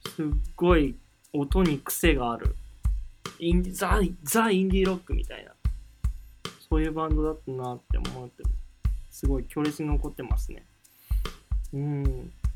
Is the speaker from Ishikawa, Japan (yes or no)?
no; Nagoya, Aichi, Japan; moved away as an adult; now in Tokyo, Japan; 僕の地元は愛知県の名古屋市ってところ